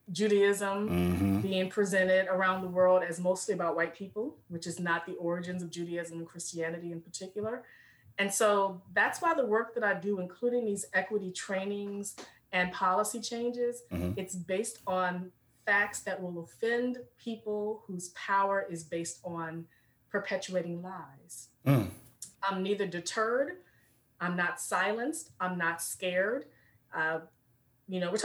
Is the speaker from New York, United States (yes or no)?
no; Richmond, Virginia, United States; I'm born and raised in Richmond, VA, which is the second capital of the Confederacy